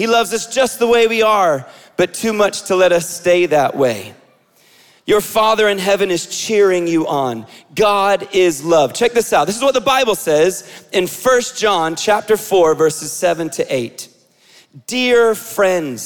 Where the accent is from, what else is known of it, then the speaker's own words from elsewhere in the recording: Israel; moved away; I grew up in Israel